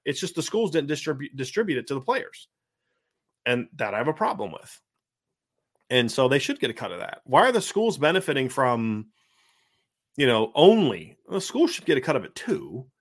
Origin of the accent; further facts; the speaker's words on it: Bath, Ohio, United States; moved away; also born or lived in Virginia Beach, Virginia; where I grew up in Ohio, a Bath